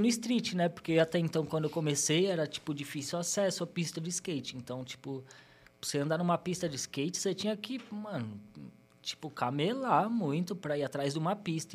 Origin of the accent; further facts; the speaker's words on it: São Paulo, Brazil; eu nasci no Hospital Zona Leste, nascido e criado lá na Vila Formosa, Vila em Formosa. São Paulo, né, Zona Leste